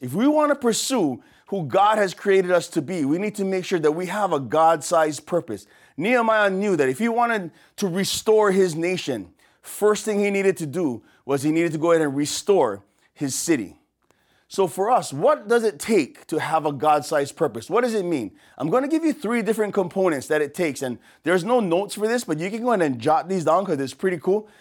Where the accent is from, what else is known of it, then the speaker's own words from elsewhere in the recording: Waianae, Hawaii, United States; accent: pidgin; from here, from Oahu, from the west side of Oahu, deep west